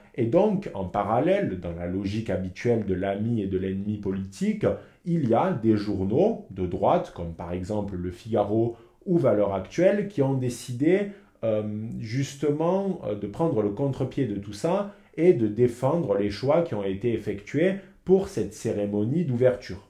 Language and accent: French; southern France, France; moved away as an adult; also born or lived in Lyon; quand je rentre chez moi dans le sud